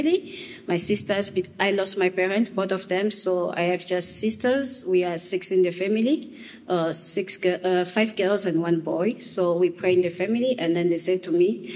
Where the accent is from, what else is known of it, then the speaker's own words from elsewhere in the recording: DR Congo; moved away as an adult; also born or lived in Eswatini; now in Canada; I came from Democratic of Congo, Republic Democratic of Congo, but I passed by Swaziland, Eswatini